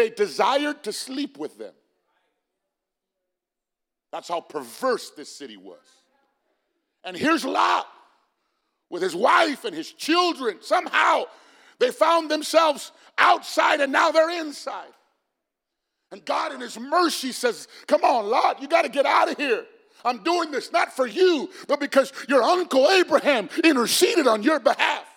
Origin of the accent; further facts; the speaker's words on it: Phoenix, Arizona, United States; I'm from South Phoenix